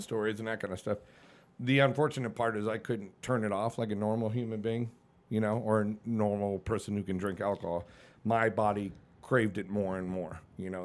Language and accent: English; Connecticut, United States; born or raised there; moved away as an adult; also born or lived in Hollywood, Florida / Annapolis, Maryland